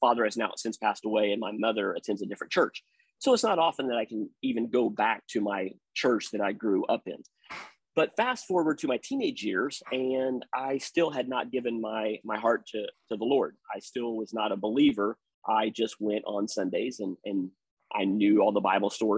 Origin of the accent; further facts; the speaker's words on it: Liberal, Kansas, United States; moved away; I was raised in First Baptist Church in neighboring state there in Kansas, in Southwest Kansas, in a little place called Liberal, Kansas